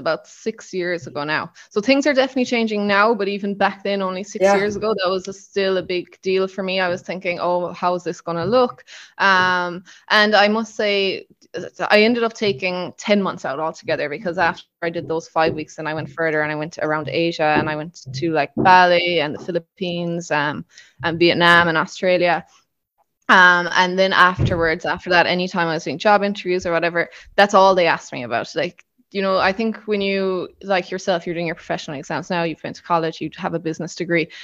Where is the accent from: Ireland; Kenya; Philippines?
Ireland; Killarney, County Kerry; moved away as an adult; also born or lived in Cayman Islands; now in Marbella, Spain; I'm from Kerry originally, from Killarney.